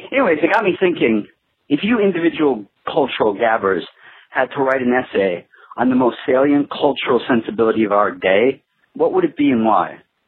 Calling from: New York City, New York, United States; I'm calling from New York City.

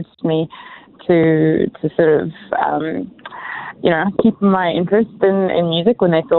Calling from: San Francisco, California, United States; From San Francisco at the moment.

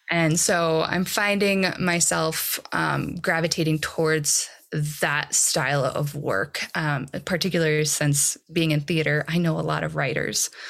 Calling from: Boulder, Colorado, United States; I am dialing in from Boulder.

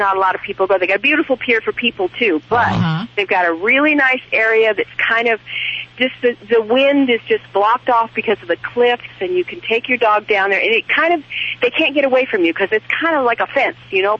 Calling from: Shell Beach, California, United States; I'm calling from Shell Beach, California. Best place in the universe.

